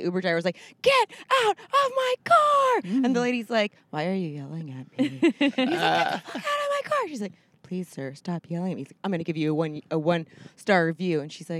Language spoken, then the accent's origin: English; Miami, Fort Lauderdale, Florida, United States; we're from Florida, and we're from, like, Miami, Fort Lauderdale, so it's, you know, very, like, metropolitan